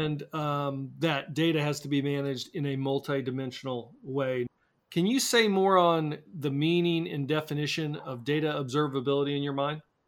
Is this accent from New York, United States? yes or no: no; Kansas City, Missouri, United States; I'm from Kansas City, where we have the best barbecue in the world